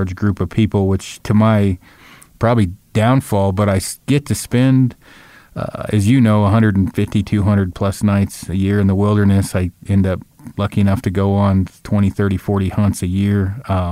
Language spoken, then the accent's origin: English; Oregon, United States; The Pacific Crest Trail, it's in Oregon. It runs kind of right by my hometown